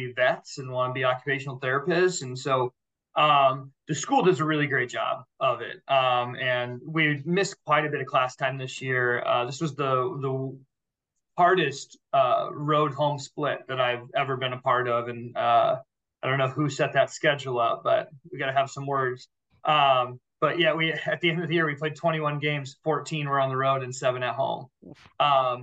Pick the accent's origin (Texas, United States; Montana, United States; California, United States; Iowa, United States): Iowa, United States; Indianola; I'm alum. I'm from Indianola. So I spent a lot of time in this community.